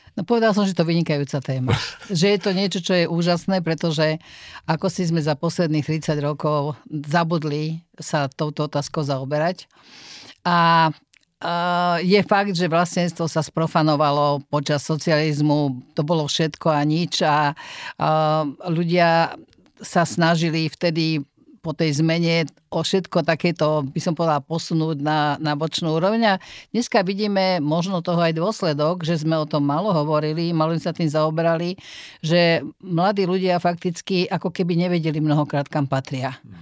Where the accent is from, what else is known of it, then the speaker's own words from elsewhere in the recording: near Trnava, Trnava Region, Slovakia; also born or lived in Nitra; ja sa narodila v Nitre, ale vyslovene iba narodila, ale celý svoj život som prežila mladý eh, pri Trnave v Holčkovciach a e, tam patrím, alebo odtiaľ teda pochádzam